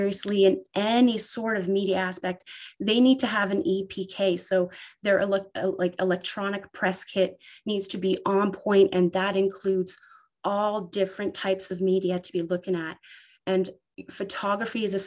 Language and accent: English; Ontario, Canada; I am from Ontario, Canada